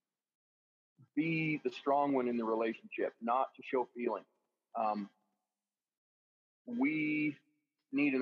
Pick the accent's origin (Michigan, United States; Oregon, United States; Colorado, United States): Colorado, United States; Southwest; I'm from Southwest Colorado, a little town of about 600 to 800 people.